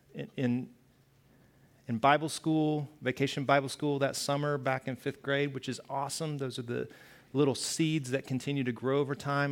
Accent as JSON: {"language": "English", "region": "the South", "country": "United States", "tie": "born or raised there", "moved": "yes", "said": "I grew up in the South"}